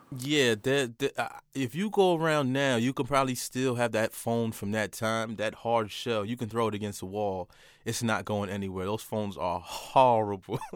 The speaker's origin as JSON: {"language": "English", "town": "Port Chester", "region": "New York", "country": "United States", "tie": "born or raised there", "also_born_or_lived": "Manhattan, New York / Bronx, New York", "said": "I'm from Portchester, New York, but, uh, Manhattan raised me, uh, and I played a lot in the Bronx as well"}